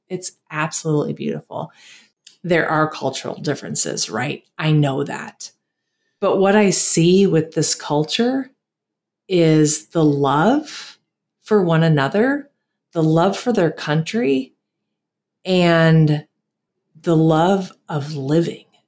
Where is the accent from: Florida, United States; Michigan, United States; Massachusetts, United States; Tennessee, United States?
Michigan, United States; moved away as an adult; also born or lived in Wisconsin / San Antonio, Texas; now in Costa Rica; I grew up in Michigan and lived in San Antonio.